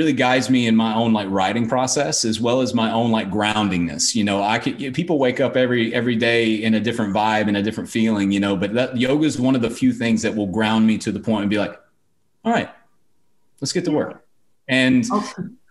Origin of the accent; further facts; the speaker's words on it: North Carolina, United States; now in Austin, United States; before I moved down here to Austin, Texas, I'm originally from North Carolina